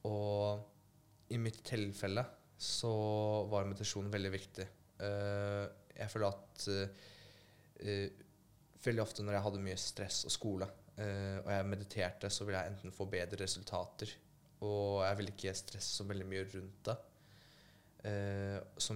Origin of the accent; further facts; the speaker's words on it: Poland; jeg blir jo uansett stemplet fint uh, eh, som polakk, da.